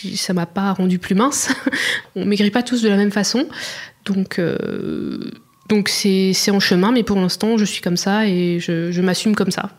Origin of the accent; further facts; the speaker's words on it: Auxerre, Bourgogne-Franche-Comté, France; moved away as an adult; also born or lived in Dijon; now in Barcelona, Spain; je suis née à Auxerre, en Bourgogne